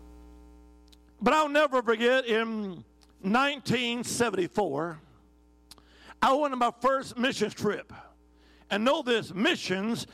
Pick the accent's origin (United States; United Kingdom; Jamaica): United States; Alabama; originally, I'm from the Holy Land. I am. Alabama